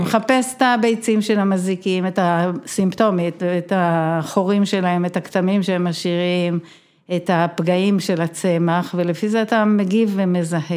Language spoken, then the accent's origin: Hebrew; Be'eri, Southern District, Israel; אני נולדתי בבארי, ההורים שלי מהמייסדים, בת המקום, חברה בבארי.